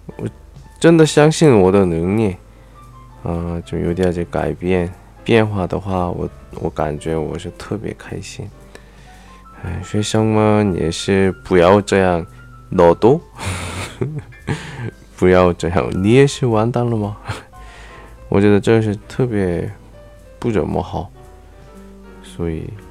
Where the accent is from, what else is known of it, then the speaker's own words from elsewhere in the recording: South Korea; Chinese is a second language; 我是来自韩国外教